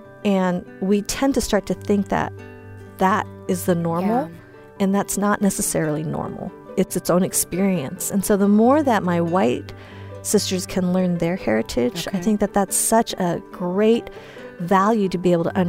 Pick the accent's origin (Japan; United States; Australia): United States; Boulder, Colorado; also born or lived in Wisconsin; now in Southern California, United States; I grew up in Boulder, so that's why I have no accent.